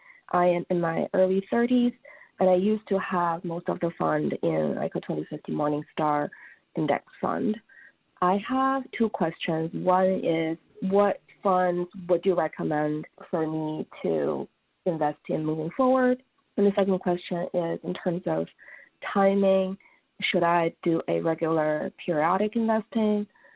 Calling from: Boston, Massachusetts, United States; I'm calling from Boston.

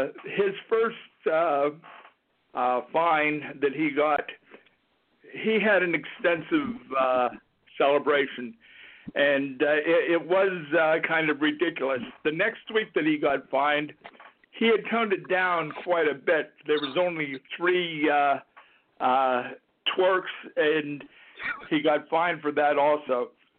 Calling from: Johnstown, Pennsylvania, United States; I'm from Johnstown, Pennsylvania.

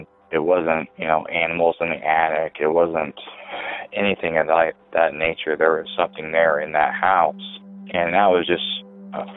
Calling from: Elwood, Indiana, United States; I'm calling from Elwood, Indiana

